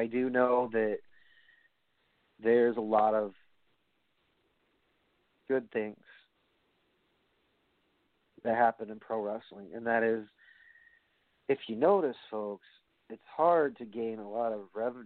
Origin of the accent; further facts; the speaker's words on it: New York, United States; I'm from New York